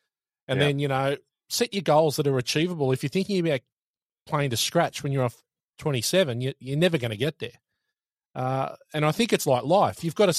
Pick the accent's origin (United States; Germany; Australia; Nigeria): Australia; Sydney, New South Wales; moved away; I'm from the Northern Beaches of Sydney. Used to play at Cromer Golf Club.